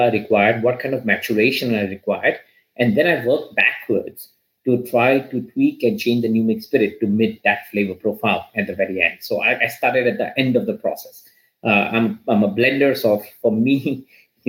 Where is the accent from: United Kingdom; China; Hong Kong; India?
India; moved away; I grew up in India